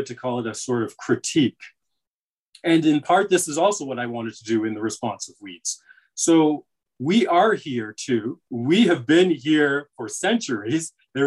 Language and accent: English; Canada; I have American family, and I see how they are African-American, you know, in ways that I am not, because I'm Canadian